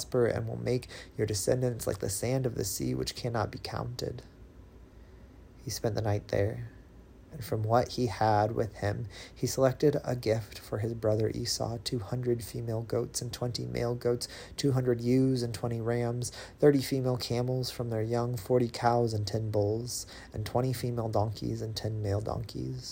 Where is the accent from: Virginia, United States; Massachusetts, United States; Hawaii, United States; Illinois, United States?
Illinois, United States; Central; now in Nashville, United States; born and raised in Central Illinois, now reading from Nashville, Tennessee